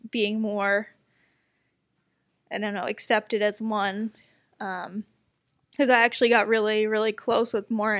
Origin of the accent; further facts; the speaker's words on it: United States; I'm American